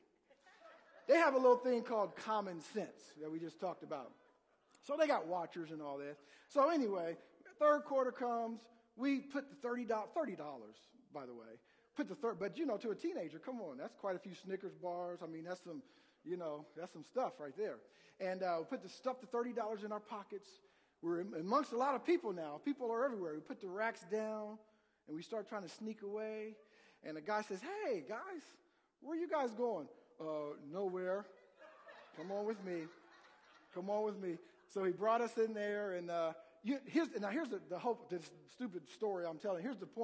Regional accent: Columbus, Ohio, United States; moved away; also born or lived in Indiana; I'm originally from Columbus, Ohio, and grew up, you know, a big Buckeye fan

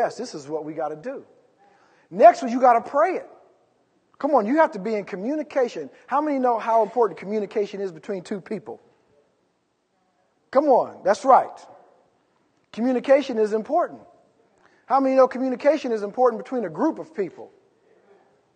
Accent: California, United States; We're from California

